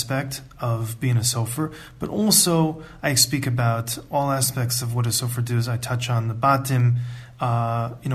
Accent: United States; also born or lived in Ann Arbor, Michigan; I'm from the United States and I grew up in a conservative

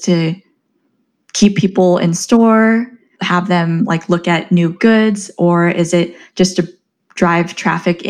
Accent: Southern California, United States; moved away; also born or lived in New York / Chicago; I'm originally from Southern California

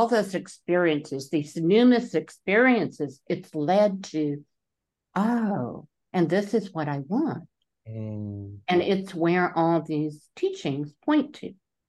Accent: Taiwan; When I was growing up in Taiwan, there were many temples that may have been Buddhist temples, they may have been Shinto.

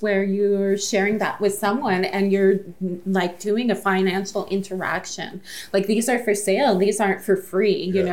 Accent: Sault Ste. Marie, Ontario, Canada; I'm from Sault Ste. Marie

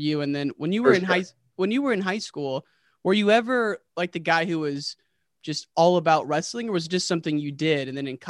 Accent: Illinois, United States; I grew up in Illinois

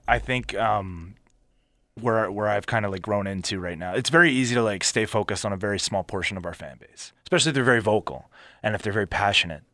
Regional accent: Philadelphia, Pennsylvania, United States; also born or lived in Montgomeryville, Pennsylvania / Abington, Pennsylvania; where I grew up in Philly in the wrestling industry

